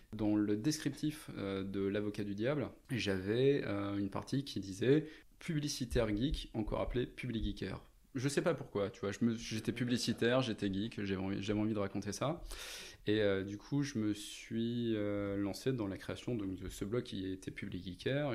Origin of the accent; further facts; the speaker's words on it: Lens, Hauts-de-France, France; also born or lived in Lille; je suis né dans le Nord, je suis né à Lens. Euh, j'ai fait mes études à Lille